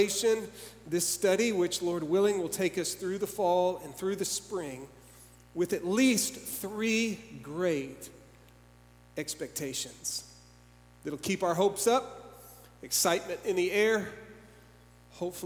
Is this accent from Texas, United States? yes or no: yes; Dallas, Texas, United States; I grew up in Dallas.